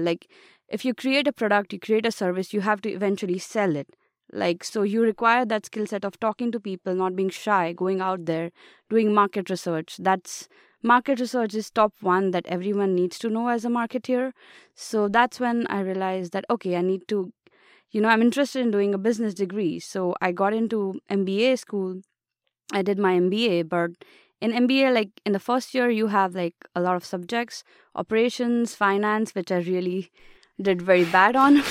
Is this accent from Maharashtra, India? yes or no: yes; Mumbai, Maharashtra, India; moved away as an adult; now in United States; I come from India, and particularly Mumbai city.